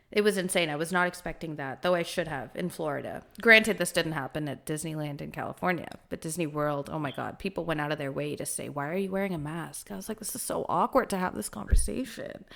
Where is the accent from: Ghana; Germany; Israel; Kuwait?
Kuwait; moved away; I've never actually lived in India, I grew up in Kuwait in the Middle East